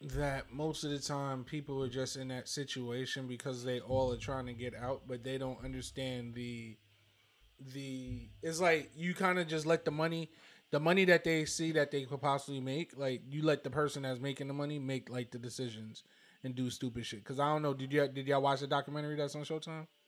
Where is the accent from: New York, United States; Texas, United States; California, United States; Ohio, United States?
New York, United States; New York City; growing up in Brooklyn